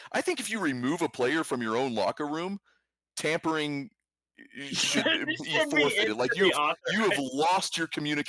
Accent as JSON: {"language": "English", "town": "Houston", "region": "Texas", "country": "United States", "said": "I'm from Houston"}